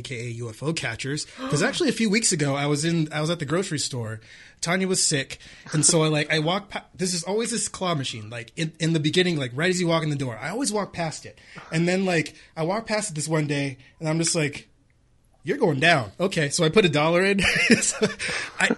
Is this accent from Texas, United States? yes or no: no; California, United States; moved away; I'm from California originally. I'd never been snowed on before.